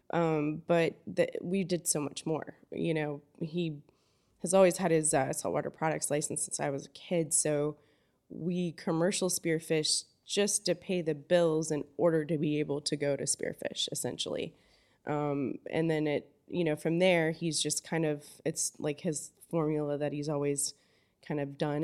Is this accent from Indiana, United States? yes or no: no; Fort Myers, Florida, United States; also born or lived in Belize / Homosassa, Florida; I grew up in Fort Myers, um, fifth generation Fort Myers